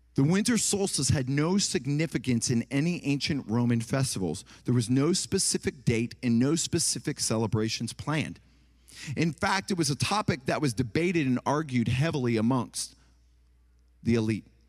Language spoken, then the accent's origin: English; Ohio, United States; moved away; also born or lived in Tennessee; I'm from Ohio, and then I lived in Tennessee